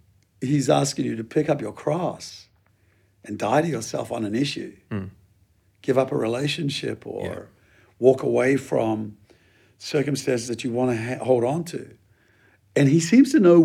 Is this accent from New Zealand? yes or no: yes; New Zealand; I'm a Kiwi by origins, and we had a huge move of God in the 70s